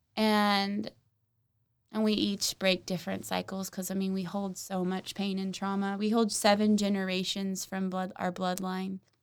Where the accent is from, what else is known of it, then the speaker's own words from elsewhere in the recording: Oklahoma City, Oklahoma, United States; I grew up in North Oklahoma City